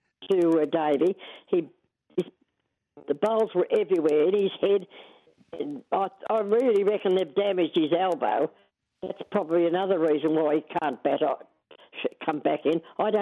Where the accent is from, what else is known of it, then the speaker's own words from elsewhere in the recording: Colac, Victoria, Australia; I'm a Western District girl. Yeah. I was born in the Western District.